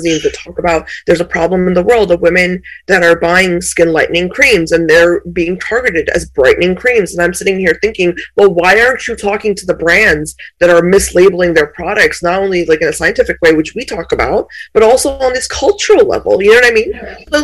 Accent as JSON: {"language": "English", "country": "India", "tie": "born or raised there", "said": "I was born in India"}